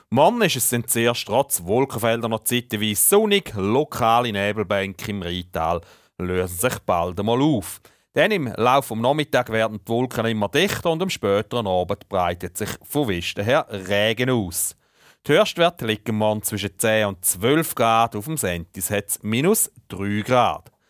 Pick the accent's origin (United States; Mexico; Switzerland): Mexico; Als Mexikaner, wir sind mit einer Gruppe am schmutzigen Tonstil unterwegs und wir haben alle ein neues Motto.